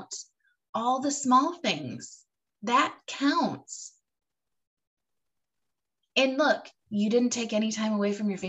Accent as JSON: {"language": "English", "region": "Michigan", "country": "United States", "tie": "born or raised there", "moved": "yes", "lives_now": "Florida, United States", "said": "I grew up in Michigan, which is not Alaska"}